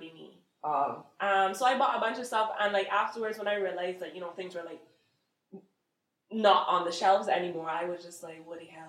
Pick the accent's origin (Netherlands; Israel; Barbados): Barbados; moved away; also born or lived in Jamaica; I'm from Barbados, but I live a couple years in Jamaica, so I like to say I'm half Jamaican.